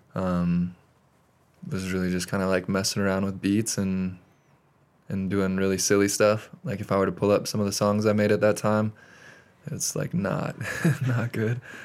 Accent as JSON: {"language": "English", "town": "Great Falls", "region": "Montana", "country": "United States", "moved": "yes", "lives_now": "Bozeman, United States", "said": "I am originally from Great Falls, Montana"}